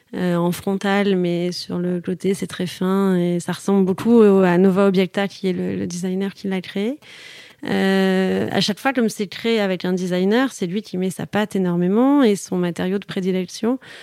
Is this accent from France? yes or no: yes; Toulouse, Occitania, France; moved away; also born or lived in Paris / Marseille; je suis toulousaine